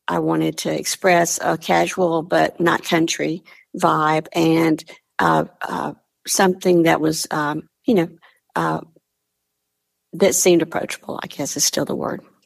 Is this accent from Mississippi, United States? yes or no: yes; Mississippi, United States; moved away; I'm from the South originally, originally from Mississippi